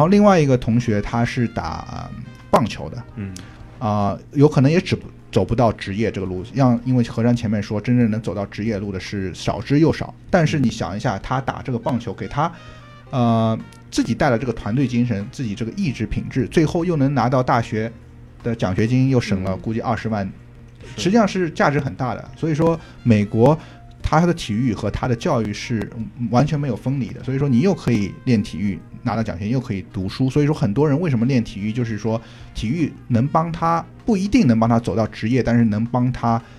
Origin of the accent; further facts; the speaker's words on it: China; now in United States; 就我一个中国人